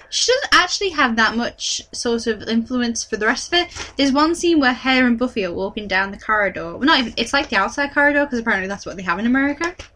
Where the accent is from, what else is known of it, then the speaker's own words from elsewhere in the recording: United Kingdom; we're British